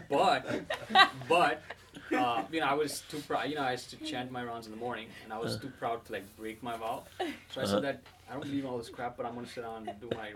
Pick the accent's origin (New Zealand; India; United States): India; I'm growing up in India